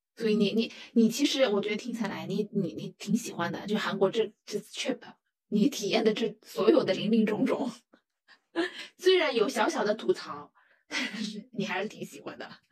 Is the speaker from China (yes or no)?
yes; China; 在我们中国人的观念里面